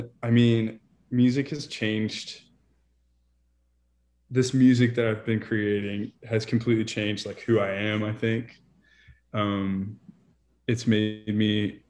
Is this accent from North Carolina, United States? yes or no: no; Montgomery, Alabama, United States; moved away as an adult; also born or lived in Niceville, Florida; now in Nashville, United States; originally, I'm from a little town called Montgomery, Alabama. And then, so I lived there for 22 years